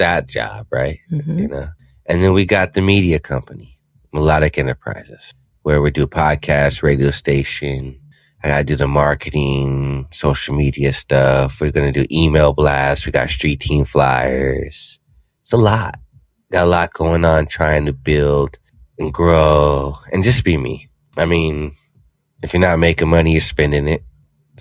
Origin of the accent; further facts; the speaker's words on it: Riverside, California, United States; I'm from Riverside, California